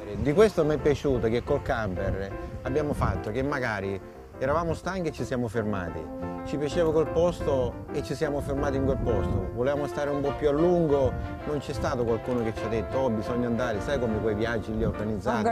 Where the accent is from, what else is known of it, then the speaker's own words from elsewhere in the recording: Noto, Sicily, Italy; noi siamo di Noto